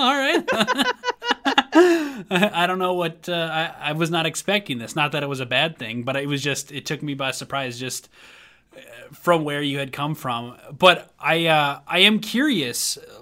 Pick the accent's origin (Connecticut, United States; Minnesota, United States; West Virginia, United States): Minnesota, United States; moved away as an adult; also born or lived in Tennessee; when I moved back to Minnesota from Tennessee after I was pursuing music in Tennessee